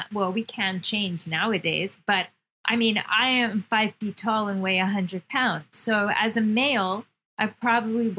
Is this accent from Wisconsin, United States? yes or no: no; New York, United States; I'm a New Yorker. Yeah, I'm very tough. I'm very New York